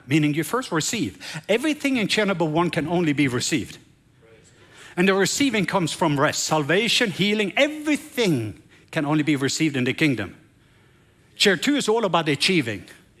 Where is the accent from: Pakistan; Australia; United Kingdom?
Pakistan; moved away; so I came from Pakistan and we were tired and beaten